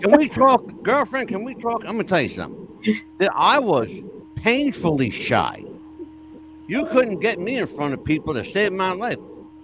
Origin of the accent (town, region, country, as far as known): Pennsylvania, United States